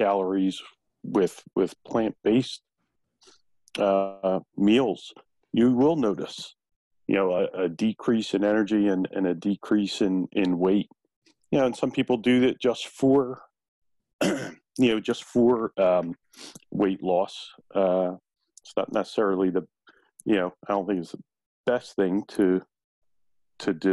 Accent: Philadelphia, Pennsylvania, United States; I grew up in South Philly. I'm Italian

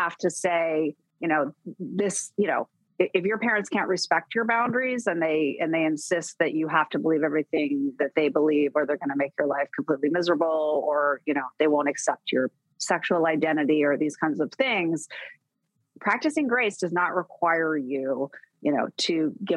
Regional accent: Fairbanks, Alaska, United States; moved away; I grew up in Fairbanks, Alaska, this tiny little town.

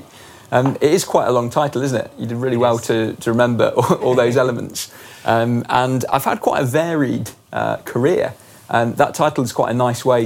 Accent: England, United Kingdom; moved away as an adult; also born or lived in south of France; an English person, as I am

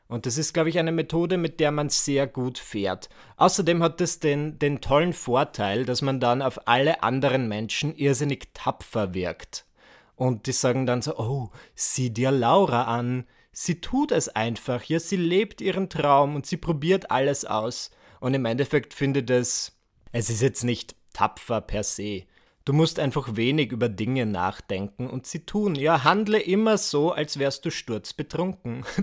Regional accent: Burgenland, Austria; Ja, ich komme aus dem Burgenland. Dort haben wir einen Ort namens Großhöflein und daneben ist ein Ort namens Kleinhöflein.

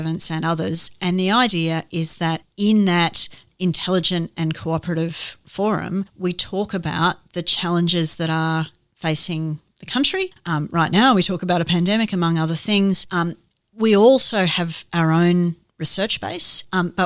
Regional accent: Ipswich, Queensland, Australia; became an MP when I was 26, representing my hometown, Ipswich

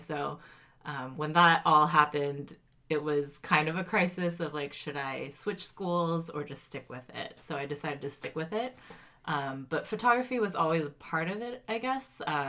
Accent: Cupertino, California, United States; also born or lived in Colorado / Tennessee; And then I moved to California and like moved all around the Bay Area. So I'm from Cupertino, I say

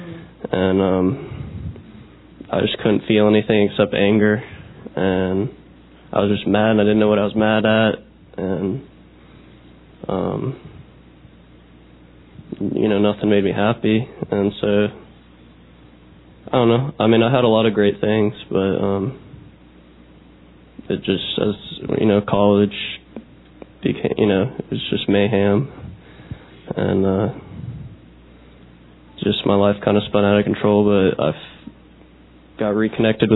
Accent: Northern Virginia, United States; I'm from Northern Virginia, right up the road. I lived there my whole life, and I grew up in the church

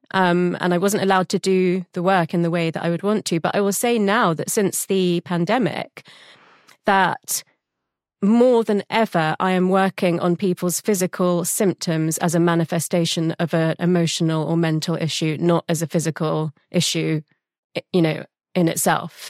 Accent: London, United Kingdom; I was born in London

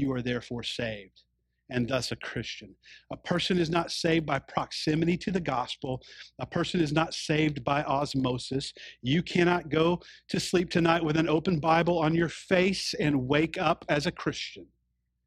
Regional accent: the South, United States; when I was growing up in the South

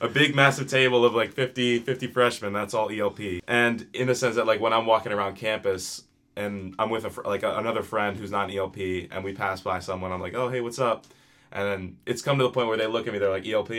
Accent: New Jersey, United States; I am from New Jersey

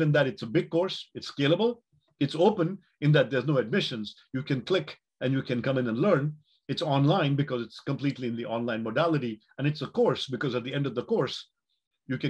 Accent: Mangalore, Karnataka, India; moved away as an adult; also born or lived in Chennai / Palo Alto; my hometown of Mangalore or when I went to college in Chennai or you know later college in Palo Alto

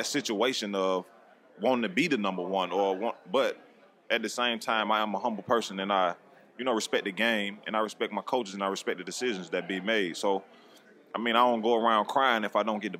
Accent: Mississippi, United States; born and raised in Mississippi

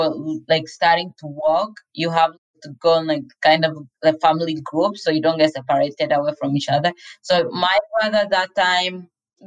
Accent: DR Congo; now in Utah, United States; I am originally from the Democratic Republic of Congo. I came here with my aunt

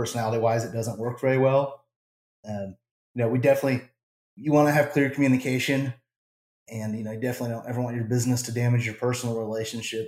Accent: New Mexico, United States; moved away; also born or lived in Southern Arizona; I'm originally from Southern Arizona and then grew up in New Mexico

